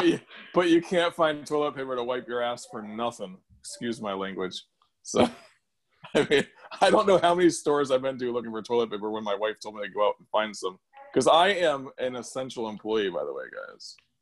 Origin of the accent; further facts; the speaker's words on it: Connecticut, United States; I grew up in Connecticut. At the time, I lived in Connecticut